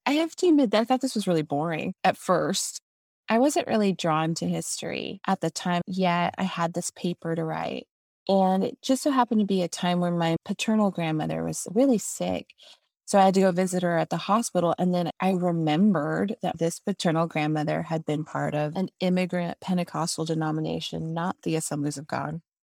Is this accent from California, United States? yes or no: no; San Antonio, Texas, United States; also born or lived in Waxahachie, Texas; my hometown of San Antonio